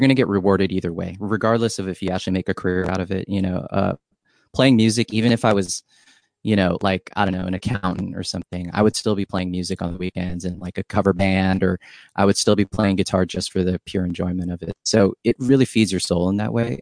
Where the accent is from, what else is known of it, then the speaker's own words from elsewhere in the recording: San Diego, California, United States; also born or lived in Hawaii; I'm from Hawaii, and then I grew up in San Diego